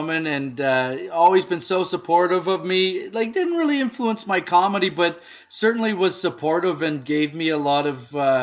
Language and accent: English; Bracebridge, Ontario, Canada; I where I grew up in Bracebridge, I lived there for 13 years.